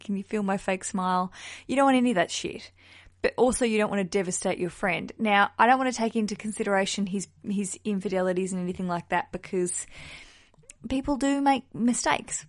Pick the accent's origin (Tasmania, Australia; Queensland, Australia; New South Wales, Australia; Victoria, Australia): Tasmania, Australia; Hobart; my hometown of Hobart in Australia